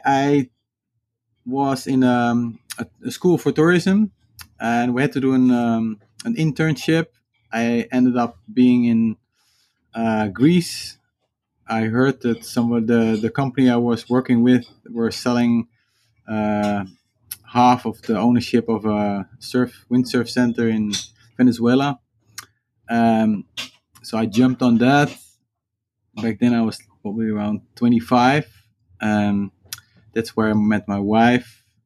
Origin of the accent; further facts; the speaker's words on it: Netherlands; English is a second language; That was very easy because I grew up on a houseboat, and my parents had a sailing school, and which turned later into a sailing and windsurfing school.